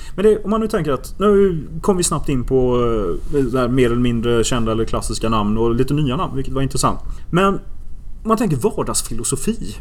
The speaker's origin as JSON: {"language": "Swedish", "town": "Gothenburg", "region": "Västra Götaland", "country": "Sweden", "tie": "born or raised there", "said": "ute i Göteborg där jag växte upp"}